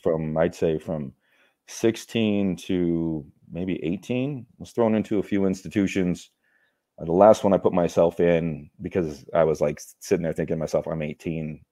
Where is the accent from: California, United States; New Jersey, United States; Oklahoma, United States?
California, United States; Born and raised in California.